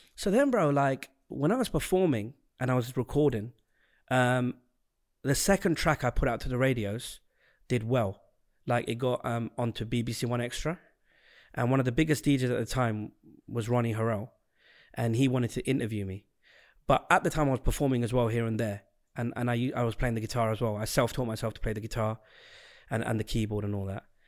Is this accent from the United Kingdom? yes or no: yes; London, United Kingdom; born or raised there; also born or lived in Southend-on-Sea, Essex / America